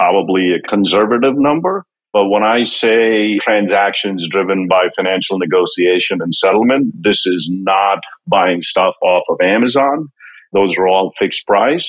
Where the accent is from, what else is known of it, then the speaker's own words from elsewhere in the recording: India; moved away as an adult; also born or lived in Connecticut, United States; now in Greenwich, United States; I grew up in India. I came to this country about 30 years ago. Came here for grad school